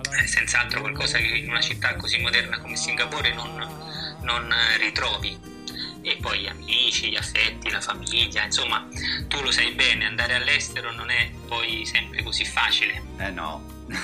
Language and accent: Italian; Rome, Lazio, Italy; moved away; Beh, Roma mi manca molto, devo dire, è una città